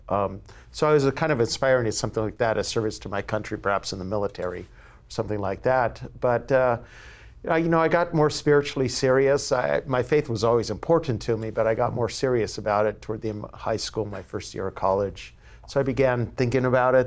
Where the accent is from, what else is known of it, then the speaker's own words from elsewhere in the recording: San Diego, California, United States; now in San Francisco, United States; I was born and raised in San Diego